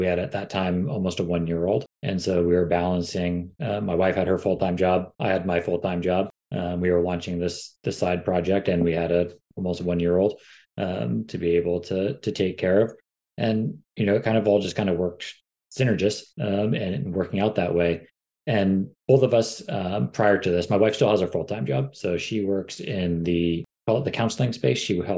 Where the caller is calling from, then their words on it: San Diego, California, United States; We're based out of San Diego, California. So nice sunny day in our neck of the woods.